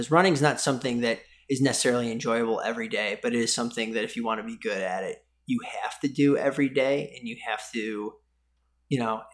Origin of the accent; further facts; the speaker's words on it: Irondequoit, New York, United States; So right on Lake Ontario in a small town called Irondequoit, about an hour east of Buffalo